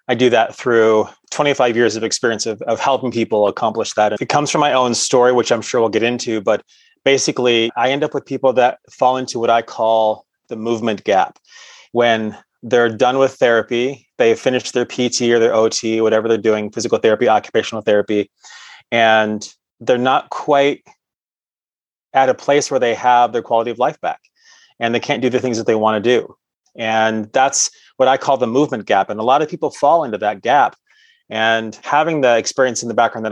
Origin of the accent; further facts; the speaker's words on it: Cement City, Michigan, United States; I grew up in a small town in southern Michigan called Cement City